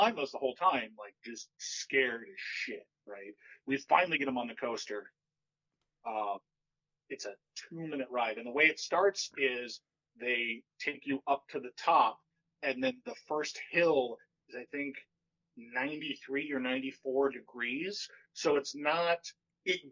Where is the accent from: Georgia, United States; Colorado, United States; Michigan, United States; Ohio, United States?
Ohio, United States; I'm from Ohio